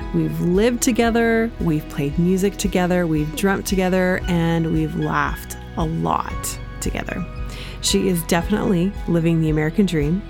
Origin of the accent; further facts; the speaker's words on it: Canada; also born or lived in Springfield, United States; I was from Canada